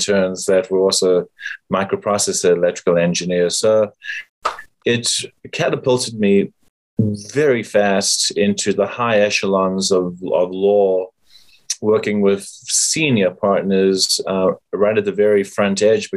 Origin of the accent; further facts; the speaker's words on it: South Africa; moved away as an adult; now in United States; I am from South Africa